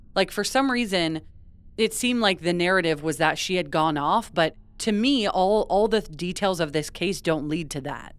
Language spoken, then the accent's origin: English; West Coast, United States; we grew up on the West Coast